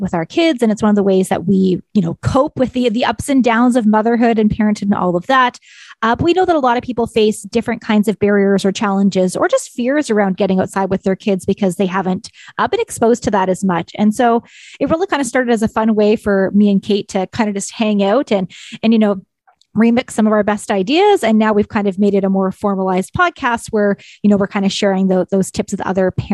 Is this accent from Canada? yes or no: yes; Ontario, Canada; moved away; I'm originally from Ontario